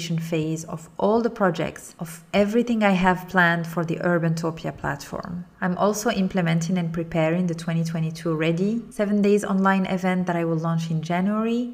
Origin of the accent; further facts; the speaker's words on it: Morocco; moved away; reconnecting with my home country, Morocco